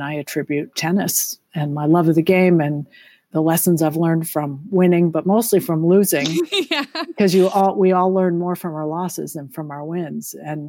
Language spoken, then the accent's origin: English; Lexington, Massachusetts, United States; And both Jong and I grew up in Lexington, Massachusetts, and we lived in Concord, Massachusetts in our house for 22 years.